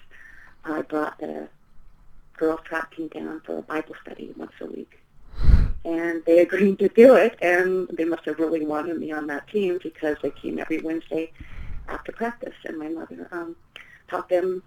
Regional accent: Port Townsend, Washington, United States; I grew up in the Pacific Northwest

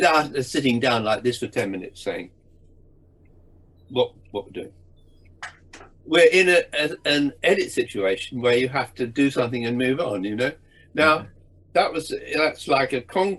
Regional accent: England, United Kingdom; I'm an English Protestant sort of aristocratic representative

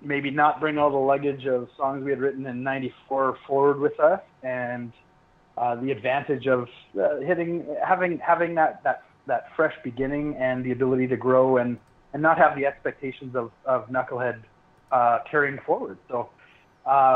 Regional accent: Calgary, Alberta, Canada; we're from Calgary and that's a city of a million

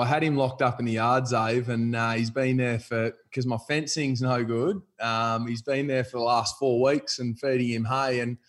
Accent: Findlay, Ohio, United States; I reckon when you come from the country, you get you're pretty fond of where you grew up and where I grew up, Findlay, which you've got family ties to.

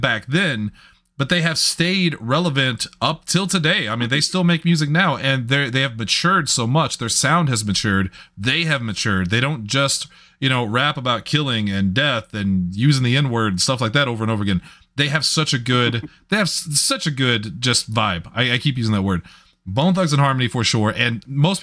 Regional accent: Southern Illinois, United States; I grew up in Southern Illinois

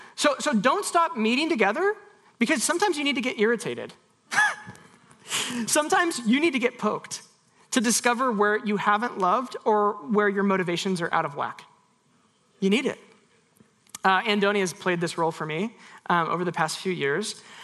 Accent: United States; we have got many traditions as American evangelicals

